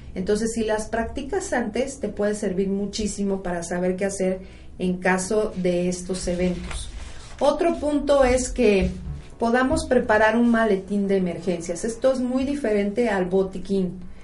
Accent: Mexico; una característica que tenemos los mexicanos

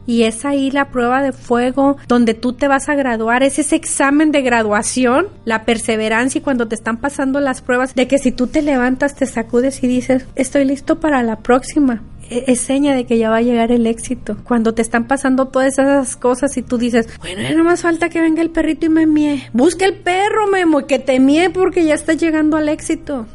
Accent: Rioverde, San Luis Potosí, Mexico; moved away; also born or lived in Arizona; soy de Río Verde, San Luis Potosí, México

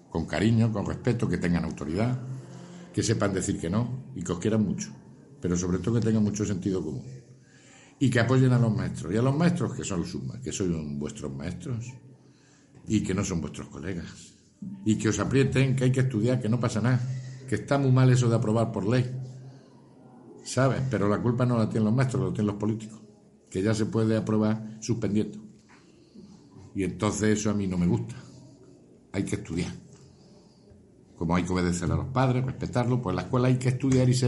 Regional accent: Montoro, Andalusia, Spain; No, somos de Montoro. De, ah, soy de Montoro.

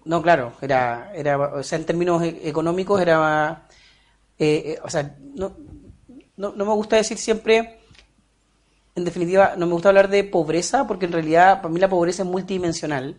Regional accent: Puerto Montt, Los Lagos, Chile; also born or lived in Alerce; nací en Puerto Montt en sí, pero luego en mi adolescencia, iniciando mi adolescencia, nos trasladamos a un sector que se llama Alerce, que está como 8 kilómetros del centro de Puerto Montt

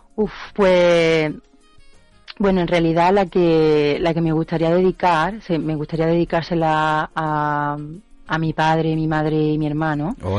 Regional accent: Córdoba, Andalusia, Spain; moved away as an adult; now in Edinburgh, United Kingdom; yo creo que soy la única cordobesa en Edimburgo

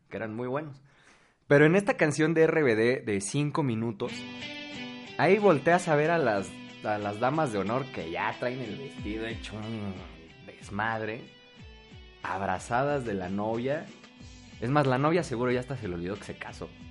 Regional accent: State of Mexico, Mexico; los dos somos del Estado de México

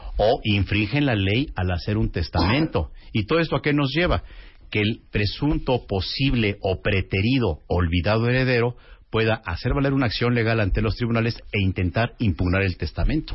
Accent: Mexico; así somos los mexicanos

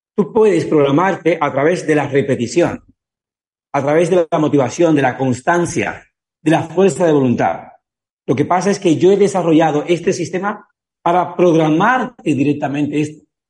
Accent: Cuba; soy cubano

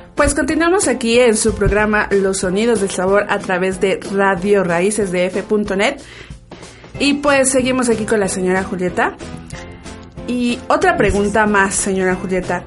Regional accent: Milpa Alta, Mexico City, Mexico; nosotros somos originarios de aquí de Milpalta, tanto Haidar como yo

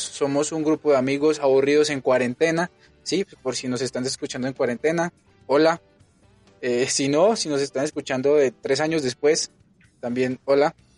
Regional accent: Colombia; now in Mexico; Yo sí soy colombiano.

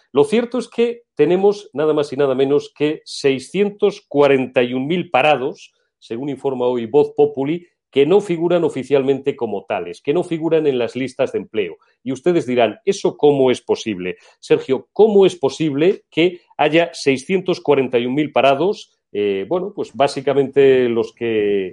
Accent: Old Castile, Spain; soy castellano viejo

